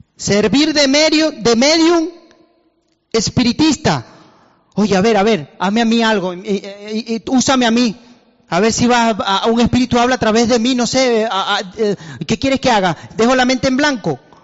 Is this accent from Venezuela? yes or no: yes; Venezuela; moved away; soy de Venezuela y he estado en Venezuela